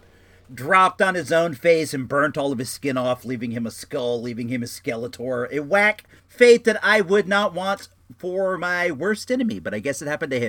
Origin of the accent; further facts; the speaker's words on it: Santa Rosa, California, United States; also born or lived in Oak Lawn, Illinois; I'm a Santa Rosa guy. I live in Rincon Valley. I've lived here for, I don't know, 39 years now. I moved from Oaklawn, Illinois when I was in fourth grade